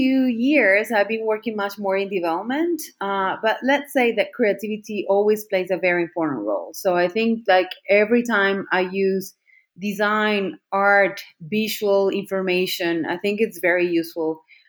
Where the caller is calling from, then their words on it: Medellin, Antioquia, Colombia; today I'm connected from Medellin, Colombia.